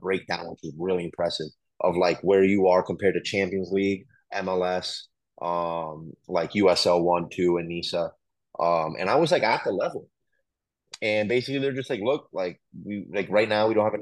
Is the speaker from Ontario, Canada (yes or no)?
yes; Ottawa, Ontario, Canada; now in United States; I was born in Ottawa, Canada